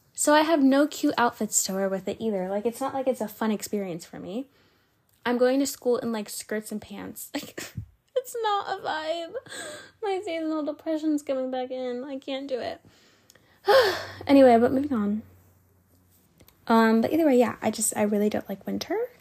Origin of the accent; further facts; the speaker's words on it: Georgia, United States; I was from Georgia